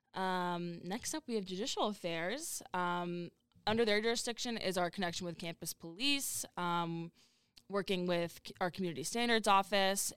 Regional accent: Massachusetts, United States; moved away as an adult; I'm from Mass

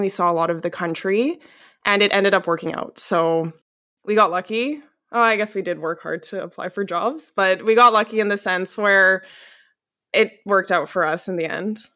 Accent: Calgary, Alberta, Canada; moved away as an adult; now in Seville, Spain; I'm originally from Calgary, Alberta, Canada

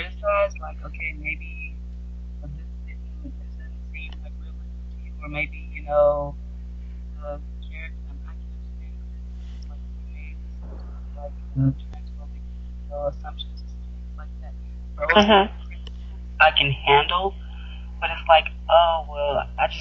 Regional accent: the South, United States; both of us, we grew up in the South

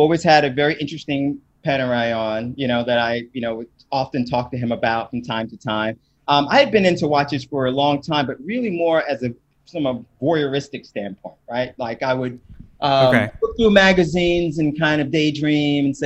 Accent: New York City, New York, United States; also born or lived in Japan; I'm a New Yorker, born and raised in Brooklyn

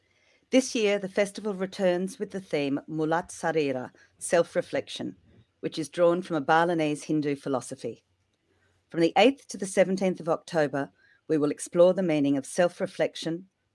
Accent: Australia; I'm an Australian books writer

